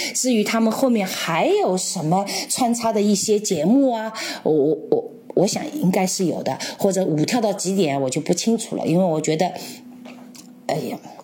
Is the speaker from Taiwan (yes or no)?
no; China; 米粒，我们中国人也是知道的